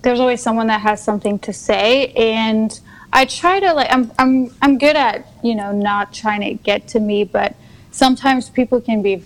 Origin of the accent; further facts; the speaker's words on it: Luxembourg; moved away as an adult; also born or lived in south of France; now in France; I live currently in south of France, mm-hmm. but I was born in Luxembourg, which is a tiny country in Europe. Mm-hmm. We're like 500,000 people